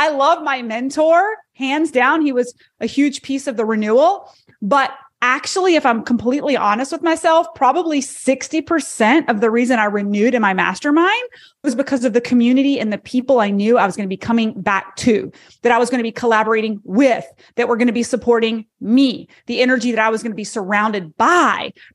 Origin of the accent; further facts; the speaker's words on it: Charlotte, North Carolina, United States; my hometown, Charlotte, North Carolina